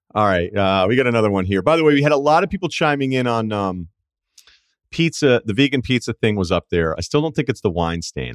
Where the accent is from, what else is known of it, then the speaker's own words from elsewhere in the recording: New England, United States; I'm not gonna use y'all, uh, because I'm from New England